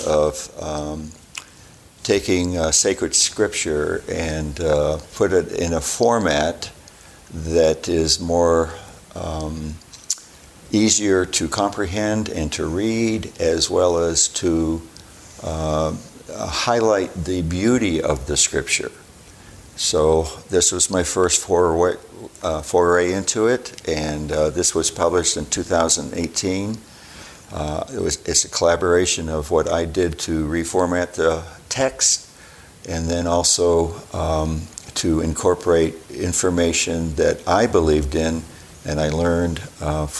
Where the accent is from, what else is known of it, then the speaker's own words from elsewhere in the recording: Cape Cod, Massachusetts, United States; moved away as an adult; also born or lived in Raleigh, North Carolina / Boston; now in Utah, United States; I was born and raised in Cape Cod, Massachusetts